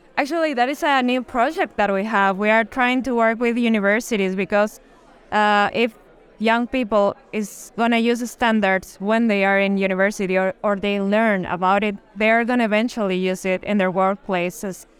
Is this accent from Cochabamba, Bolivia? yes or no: no; La Paz, Bolivia; we're from La Paz